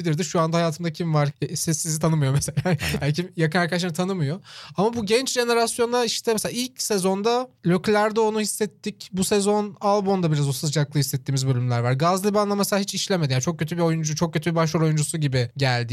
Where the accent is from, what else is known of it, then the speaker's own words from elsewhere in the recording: Çorlu, Tekirdağ, Turkey; benim işte büyüdüğüm yerde de mesela Çorlu'da Kenan Gıda vardı